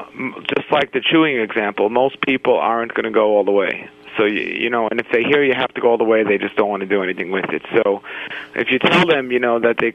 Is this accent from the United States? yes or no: yes; New York City, New York, United States; I grew up in Brooklyn, New York